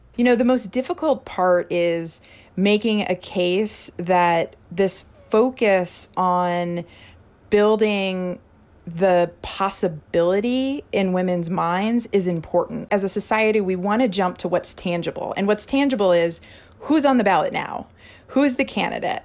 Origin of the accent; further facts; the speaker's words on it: Missouri, United States; Missouri is my home state.